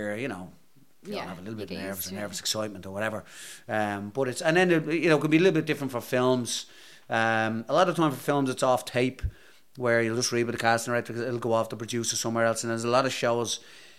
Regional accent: Ireland; accent: Irish; moved away; me and other Irish actors

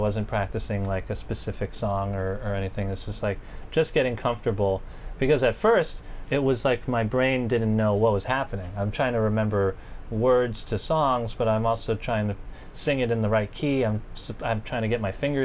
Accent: New York City, New York, United States; also born or lived in Staten Island; I grew up here, so I was playing around like as a teenager. I was living in Bensonhurst, Brooklyn

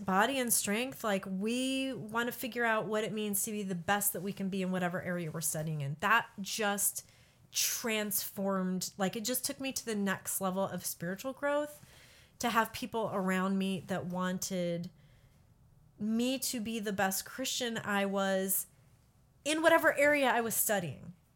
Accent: Peoria, Illinois, United States; also born or lived in Michigan; now in Kansas, United States; I grew up in Peoria, Bartonville, Illinois.

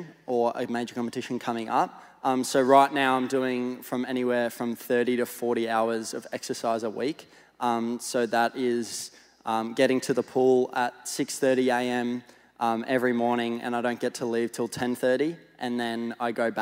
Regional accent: Gold Coast, Queensland, Australia; I'm Gold Coast born and bred. So for 20 years, I was living on the Gold Coast

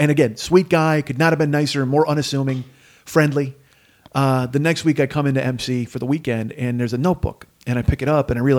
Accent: Chicago, Illinois, United States; also born or lived in Los Angeles; I'm from Chicago.

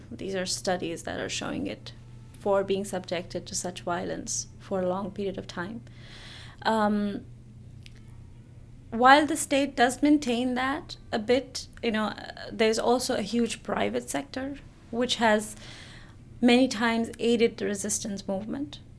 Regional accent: Jammu and Kashmir, India; moved away as an adult; so I I grew up in Kashmir up until I was 19 and my experience of growing up in Kashmir and Kashmiri women was something very unique

